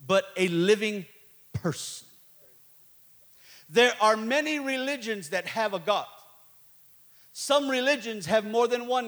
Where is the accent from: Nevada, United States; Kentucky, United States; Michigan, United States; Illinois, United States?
Illinois, United States; Chicago; I'm from Chicago